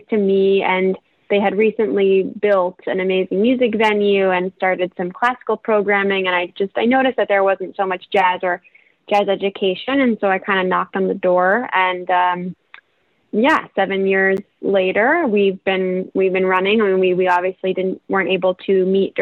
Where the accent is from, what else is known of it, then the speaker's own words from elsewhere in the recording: Connecticut, United States; moved away; also born or lived in Rochester; From Connecticut, and then, yeah, my family's in the Boston area as well